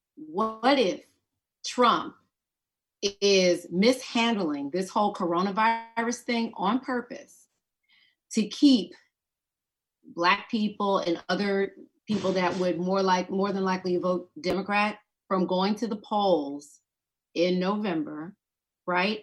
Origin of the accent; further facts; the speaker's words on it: Georgia, United States; I'm from Georgia.